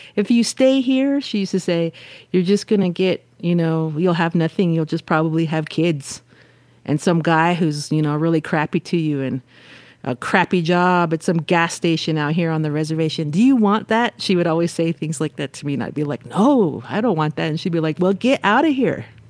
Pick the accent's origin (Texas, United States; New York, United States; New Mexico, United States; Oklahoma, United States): New Mexico, United States; Tohatchi; right outside of my community of Tohachi